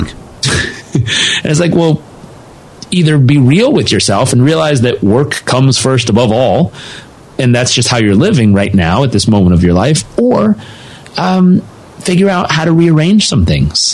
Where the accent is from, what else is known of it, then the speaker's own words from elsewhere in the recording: Southern California, United States; I grew up in Southern California